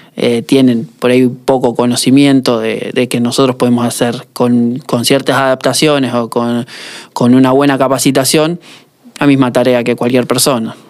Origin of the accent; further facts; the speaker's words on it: Rosario, Santa Fe, Argentina; soy de, Rosario